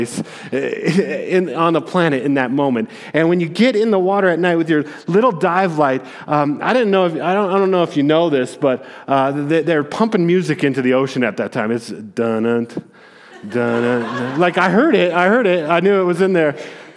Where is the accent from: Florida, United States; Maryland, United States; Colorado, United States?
Colorado, United States; Aurora; I'm also a native. I was born in Aurora and grew up here.